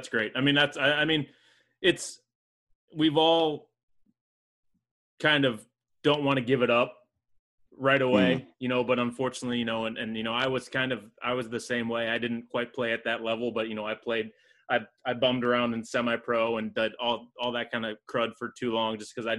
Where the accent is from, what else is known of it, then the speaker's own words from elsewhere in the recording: Midwest, United States; I'm obviously from the Midwest, so I'm a Big Ten fan.